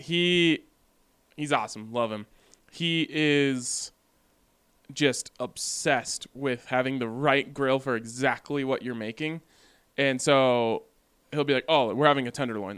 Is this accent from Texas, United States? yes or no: no; Boulder, Colorado, United States; growing up in Boulder